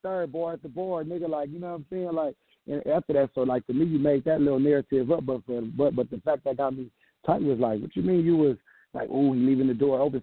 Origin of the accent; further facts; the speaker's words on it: the West, West Coast, United States; I'm coming from the West